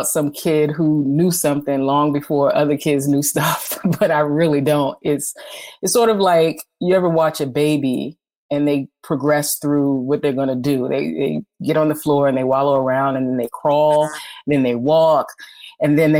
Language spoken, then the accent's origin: English; Washington, District of Columbia, United States; I am a storyteller from Washington, D.C.